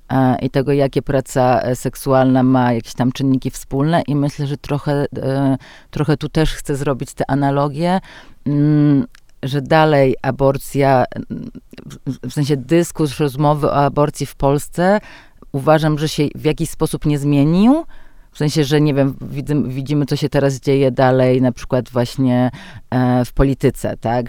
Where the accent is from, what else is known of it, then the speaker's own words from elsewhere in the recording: a village in Podlasie, Podlaskie Voivodeship, Poland; moved away; dorastałam właśnie na podlaskiej wsi